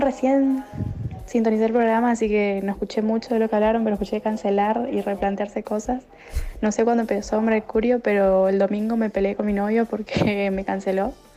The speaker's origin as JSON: {"language": "Spanish", "region": "Chaco", "country": "Argentina", "said": "Soy de Chaco"}